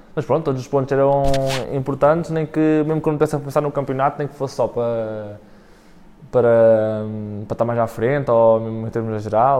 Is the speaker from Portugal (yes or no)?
yes; Góis, Centro, Portugal; eu sou de Góis